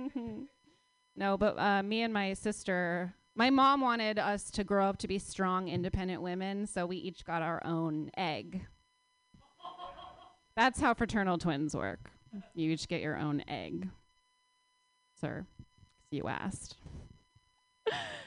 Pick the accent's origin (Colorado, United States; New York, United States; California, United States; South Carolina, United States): California, United States; Palo Alto; I grew up in Palo Alto